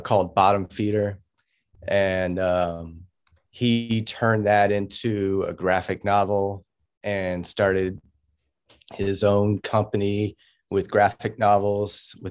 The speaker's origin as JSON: {"language": "English", "town": "Oakland", "region": "California", "country": "United States", "also_born_or_lived": "Los Angeles, California", "moved": "yes", "said": "I come from Oakland, California, and quickly had moved into Los Angeles."}